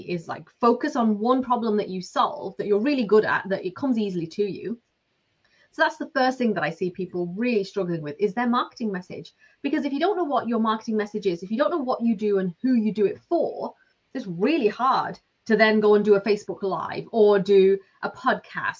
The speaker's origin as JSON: {"language": "English", "area": "Lancashire", "region": "North West England", "country": "United Kingdom", "moved": "as an adult", "lives_now": "Ireland", "said": "I'm from Lancashire. I've lived in Ireland for 20 years now."}